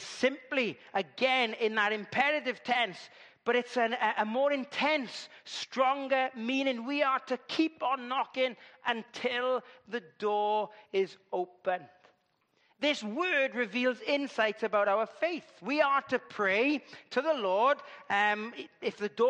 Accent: Llandudwardre, Wales, United Kingdom; I come from Llandudwardre

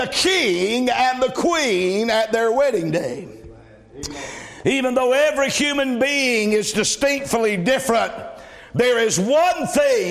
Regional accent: the South, United States; I'm from the South

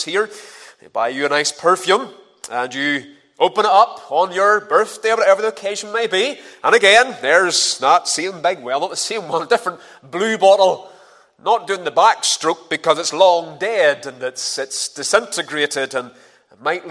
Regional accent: Ballymena, Northern Ireland, United Kingdom; moved away; I'm originally from Ballymena

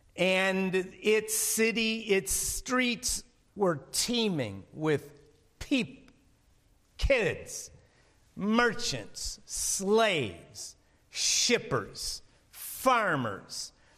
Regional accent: Chicago, Illinois, United States; I'm from Chicago

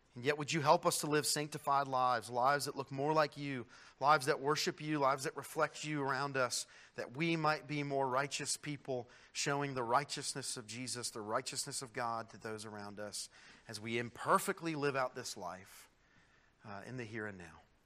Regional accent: United States; as an American citizen

